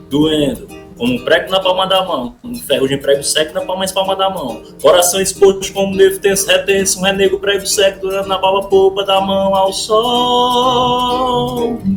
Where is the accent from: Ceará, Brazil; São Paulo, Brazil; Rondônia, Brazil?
Ceará, Brazil; Iracema; eu sou aqui do Ceará, no interior do Ceará, não sei nem onde é que vocês são. É, eu moro numa cidade chamada Iracema